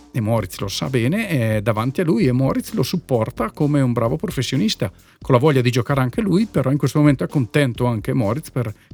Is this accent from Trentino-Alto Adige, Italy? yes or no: yes; Trentino-Alto Adige, Italy; No, beh, io sono chiaramente legato al Fassa perché sono cresciuto nel Fassa